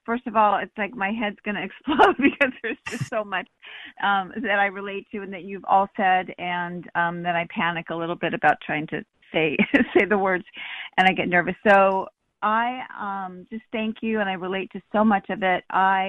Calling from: San Diego, California, United States; Hi, it's me. Hi, Callie. … I'm calling from San Diego.

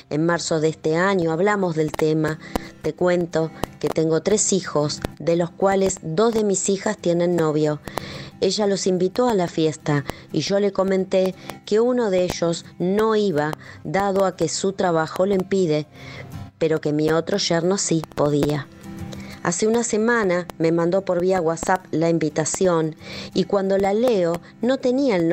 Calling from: Argentina

